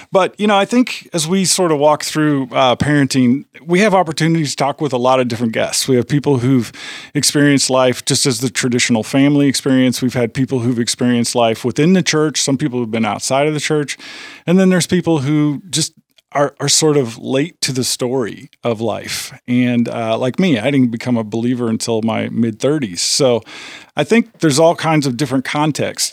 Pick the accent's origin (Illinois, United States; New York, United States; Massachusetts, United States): Illinois, United States; near Chicago, the Midwest; moved away as an adult; now in Tennessee, United States; I come from, you know, near Chicago. I grew up in the Midwest